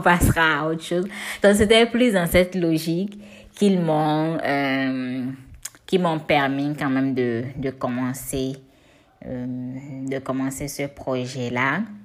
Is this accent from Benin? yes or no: yes; Cotonou, Littoral, Benin; j'ai grandi en ville, à Cotonou, euh, dans le quartier Godomain plus précisément, euh, avec mes soeurs et mes parents